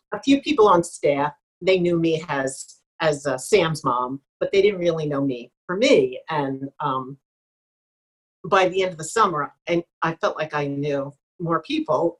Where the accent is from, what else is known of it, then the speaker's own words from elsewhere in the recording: New Jersey, United States; moved away; also born or lived in Pennsylvania / Ohio; I'm from South Jersey